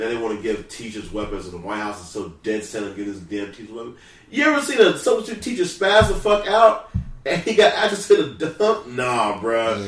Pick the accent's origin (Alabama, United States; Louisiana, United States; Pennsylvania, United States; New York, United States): Louisiana, United States; now in San Diego, United States; I'm from Louisiana.